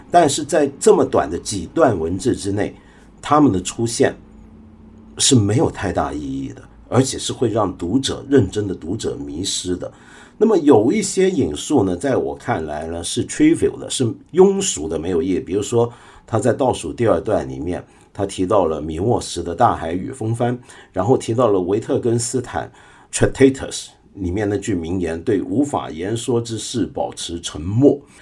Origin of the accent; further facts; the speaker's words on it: China; 我们中国人